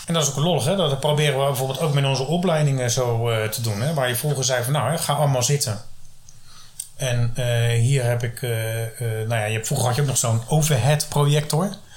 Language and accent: Dutch; Rotterdam, South Holland, Netherlands; ik kom dan uit Rotterdam